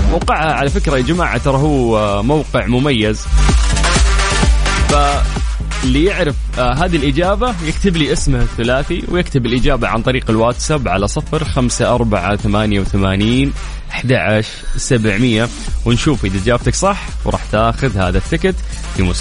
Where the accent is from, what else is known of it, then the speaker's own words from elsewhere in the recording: Saudi Arabia; وهذا أصبح شيء لازم بالنسبة لنا كسعوديين وكمنتخب سعودي